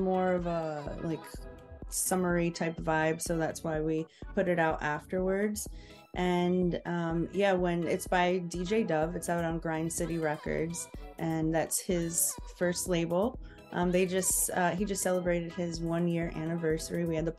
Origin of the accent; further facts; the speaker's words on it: Midwest, United States; But growing up in the Midwest, you're always told that's not a realistic, you know, route.